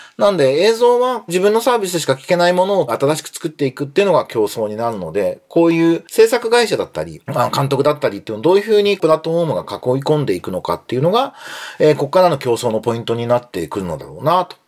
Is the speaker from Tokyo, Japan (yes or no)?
yes; Tokyo, Japan; 練馬区立上尺寺小学校、上尺寺中学校出身なの